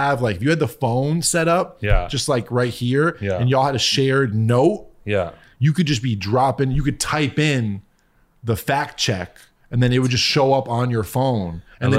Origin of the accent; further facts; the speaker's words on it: Connecticut, United States; I grew up in Connecticut.